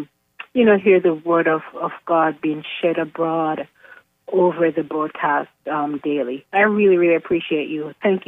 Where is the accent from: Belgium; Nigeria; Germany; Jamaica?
Jamaica; also born or lived in Virginia; I'm from Jamaica, but I'm here in Virginia at this time.